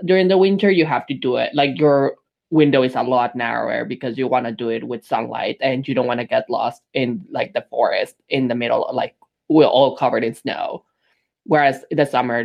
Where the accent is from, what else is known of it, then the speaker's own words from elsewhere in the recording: Mexico City, Mexico; also born or lived in Montreal, Canada; now in Saskatoon, Canada; growing up in Mexico City, I've always been a big city boy